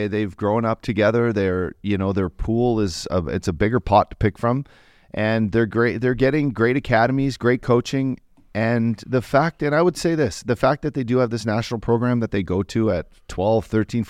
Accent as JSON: {"language": "English", "country": "Canada", "said": "me being a Canadian"}